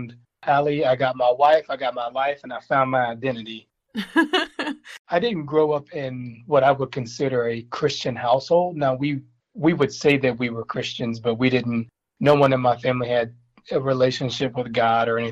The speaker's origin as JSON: {"language": "English", "town": "Benton", "region": "Arkansas", "country": "United States", "tie": "born or raised there", "said": "I was born and raised in Benton, Arkansas"}